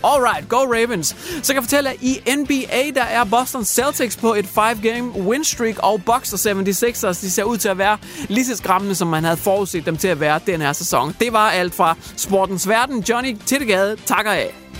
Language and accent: Danish; Denmark